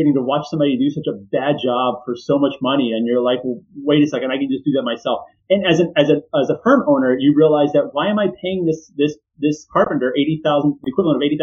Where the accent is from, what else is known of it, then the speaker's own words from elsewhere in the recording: Houston, Texas, United States; I grew up in Houston